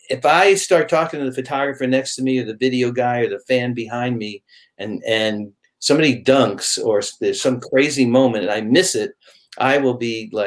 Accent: New York, United States; moved away; I'm a New Yorker, so I grew up

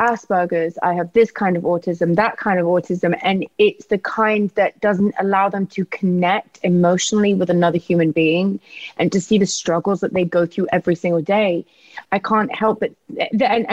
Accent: England, United Kingdom; me being very English

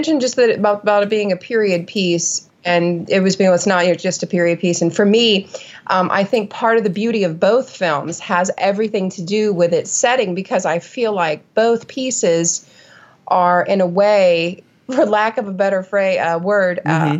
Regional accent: New England, United States; only a kid in New England, growing up in New England, making a point of studying New England

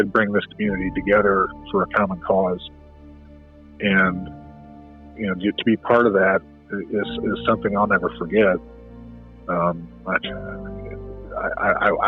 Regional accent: Marion, United States; I was born and raised here in Marion

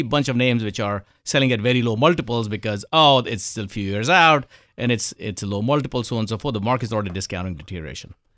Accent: India; moved away; I was born in India, grew up in India

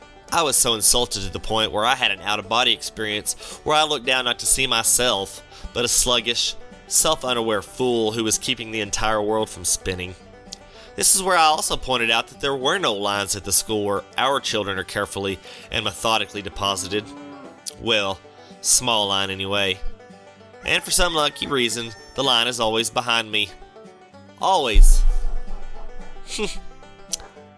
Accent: Texas, United States; I'm from Texas

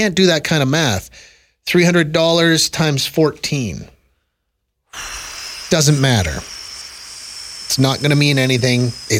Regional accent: Saskatchewan, Canada; accent: Saskatchewan; moved away; we adopt the Saskatchewan accent anytime we talk about my home country, the old country where I grew up.

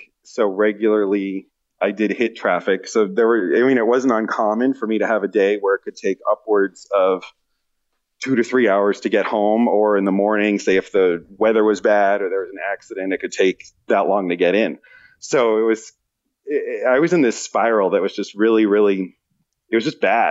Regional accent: East Coast, United States; moved away as an adult; now in West Coast, United States; I'm from the East Coast

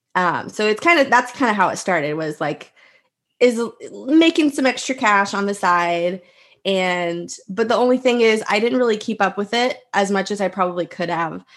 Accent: Texas, United States; also born or lived in Houston / Austin; I am from Texas

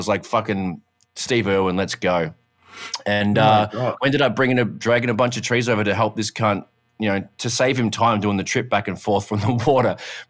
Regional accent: Canada; I'm so Canadian.

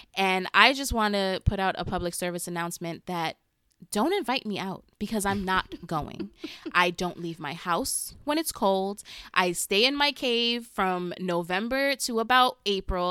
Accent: New York City, New York, United States; I'm from the smallest part of the Bronx, like the most west you could get

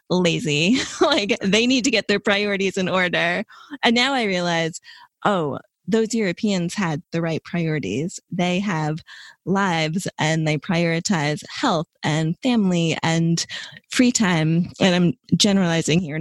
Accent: United States; moved away as an adult; also born or lived in New York; as an American

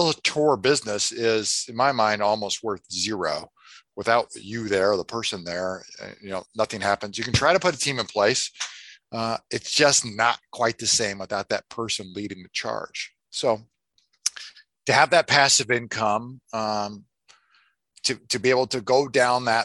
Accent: Des Moines, Iowa, United States; I'm from Des Moines, Iowa.

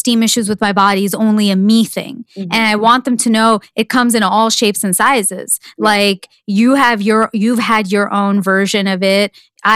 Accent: East Coast, United States; moved away as an adult; now in Los Angeles, United States; I grew up in the East Coast

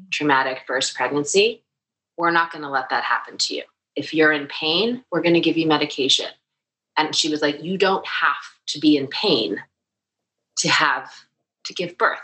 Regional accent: New York City, New York, United States; I grew up in New York City

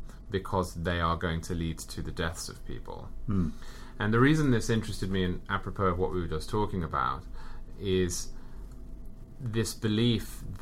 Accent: England, United Kingdom; also born or lived in Southern California; now in Connecticut, United States; I'm from England, I work in New York, and I live in Connecticut.

